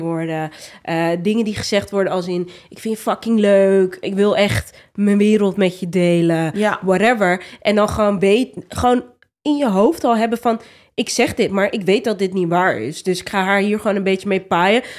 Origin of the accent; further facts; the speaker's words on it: Rotterdam, South Holland, Netherlands; Ik kom ook niet uit Amsterdam, maar wel uit Rotterdam